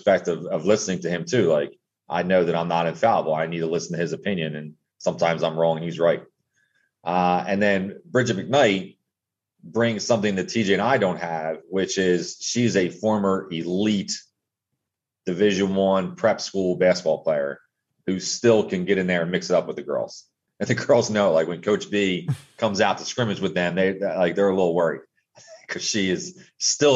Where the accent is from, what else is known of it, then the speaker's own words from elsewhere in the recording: Wilmington, Delaware, United States; moved away as an adult; also born or lived in Eastern Shore of Maryland; I grew up in Wilmington, Delaware